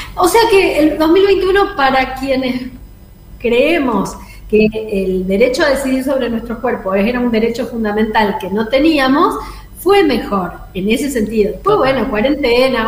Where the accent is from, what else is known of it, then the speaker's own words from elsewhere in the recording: Coronda, Santa Fe, Argentina; moved away; Coronda, que es el pueblo donde yo nací